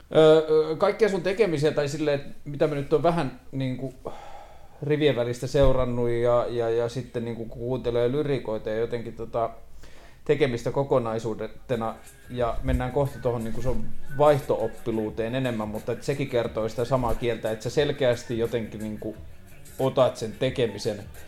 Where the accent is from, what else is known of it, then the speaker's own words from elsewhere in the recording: Tornio, Lapland, Finland; mä oon itse kotoisin Torniosta